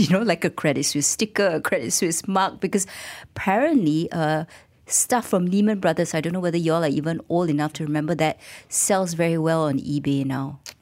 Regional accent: Malaysia; our rights as a Malaysian

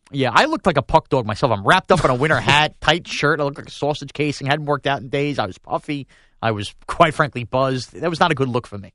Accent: Long Island, New York, United States; I grew up in Long Island

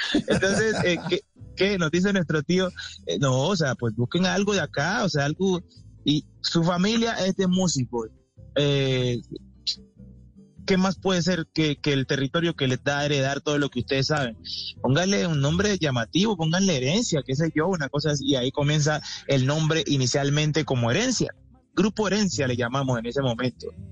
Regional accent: Colombia; Somos colombianos.

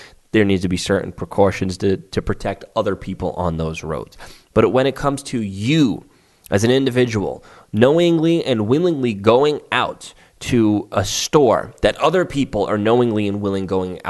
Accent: New York City, New York, United States; My hometown of Staten Island is technically part of New York City.

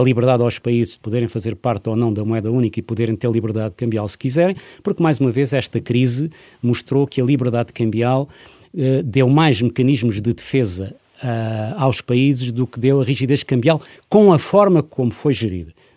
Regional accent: Portugal; enquanto português

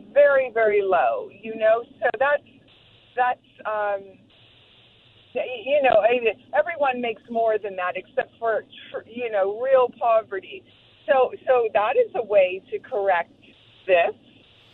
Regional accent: Pittsburgh, Pennsylvania, United States; now in Los Angeles, United States; I'm from Pittsburgh

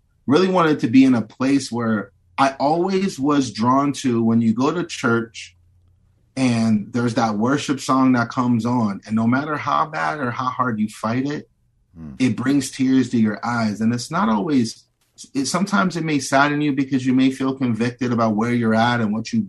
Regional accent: Bethlehem, Pennsylvania, United States; moved away; I was just out in my hometown outside of Philadelphia. I was in Bethlehem, Pennsylvania

